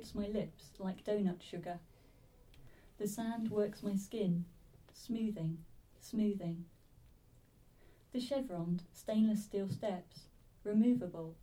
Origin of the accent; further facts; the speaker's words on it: Swaffham, East of England, United Kingdom; I'm a local girl. I'm from Swaffham originally.